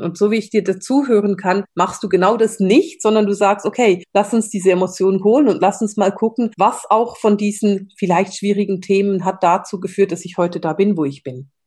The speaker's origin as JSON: {"language": "German", "country": "Switzerland", "said": "bei uns in der Schweiz"}